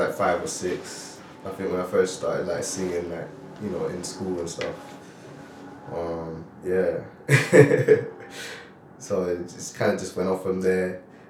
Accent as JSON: {"language": "English", "town": "Toronto", "region": "Ontario", "country": "Canada", "tie": "born or raised there", "also_born_or_lived": "Grenada", "said": "So I was born in Toronto, Canada, and I moved to Grenada at an early age. And I spent a few years in Grenada, and I flew back to Canada"}